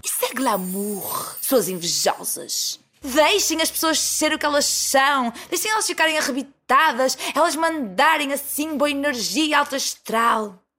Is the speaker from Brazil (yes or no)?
no; Porto, Norte, Portugal; accent: Porto accent; eu falo em nome dos portuenses e do pessoal do Norte que se sente injustiçado e é chamado de bimbo, e é chamado de parolo, e é chamado de trabinca só porque tem um sotaque forte